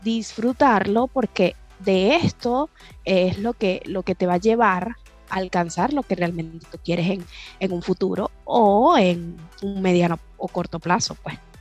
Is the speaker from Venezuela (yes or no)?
yes; Venezuela; Como, como toda venezolana arriesgada